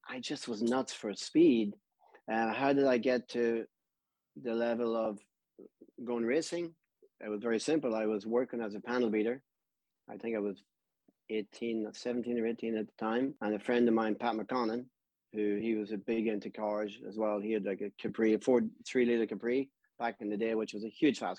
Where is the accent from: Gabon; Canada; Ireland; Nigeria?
Ireland; Blackrock, County Louth; now in Florida, United States; We were about probably a half a mile from the water, from Blackrock, seaside